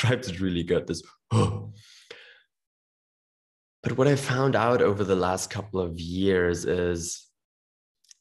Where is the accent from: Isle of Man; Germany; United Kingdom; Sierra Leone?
Germany; growing up in Germany